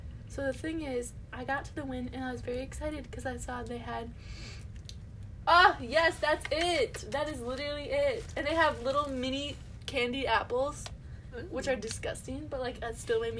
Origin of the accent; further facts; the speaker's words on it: Florida, United States; I'm from the south, actually. I want y'all to know I came from Florida.